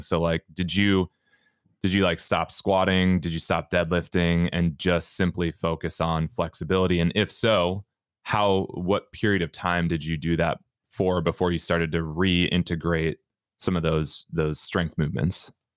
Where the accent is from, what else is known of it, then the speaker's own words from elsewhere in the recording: Minnesota, United States; I'm from Minnesota